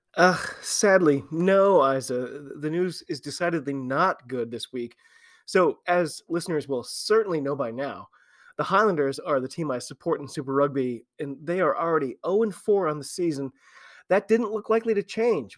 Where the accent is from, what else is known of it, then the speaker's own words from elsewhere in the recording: United States; I'm an American rugby fan